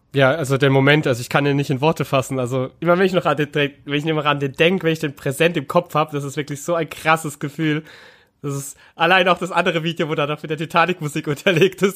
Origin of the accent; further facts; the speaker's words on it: Karlsruhe, Baden-Württemberg, Germany; moved away; obwohl ich wirklich ja gebürtiger Karlsruher bin und auch schon seit Kind auch Fan